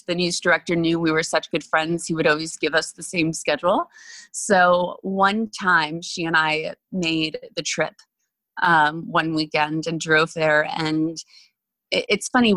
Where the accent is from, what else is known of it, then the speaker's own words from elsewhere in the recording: Miami, Florida, United States; moved away as an adult; also born or lived in Orlando, Florida; now in Los Angeles, United States; It was a small performing arts high school in Miami. It was actually in downtown Miami, Florida.